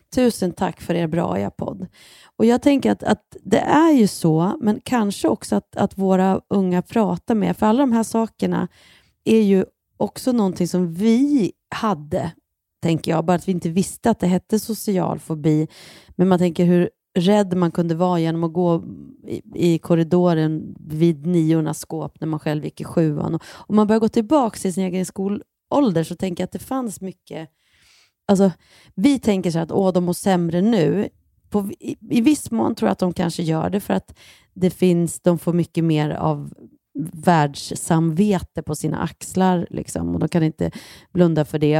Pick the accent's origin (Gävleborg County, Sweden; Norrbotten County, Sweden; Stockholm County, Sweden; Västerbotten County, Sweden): Gävleborg County, Sweden; Bollnäs; moved away; sen åkte vi till min hemstad Bollnäs